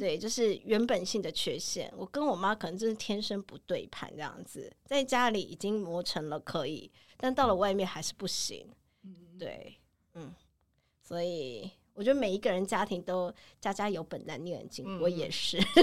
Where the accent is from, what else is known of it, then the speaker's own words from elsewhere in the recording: Taiwan; 你不觉得我们台湾人很盲从吗